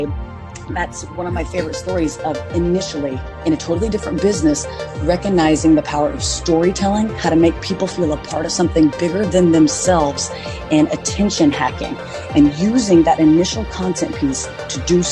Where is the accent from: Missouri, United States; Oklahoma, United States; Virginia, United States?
Oklahoma, United States; now in Nashville, United States; my hometown back in Oklahoma